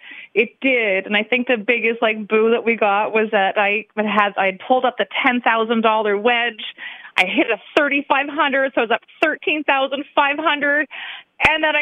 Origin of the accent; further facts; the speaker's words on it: Michigan, United States; And then I'm from Michigan.